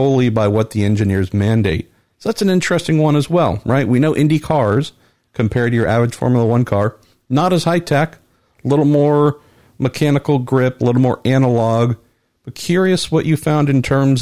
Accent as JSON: {"language": "English", "country": "United States", "said": "as an American"}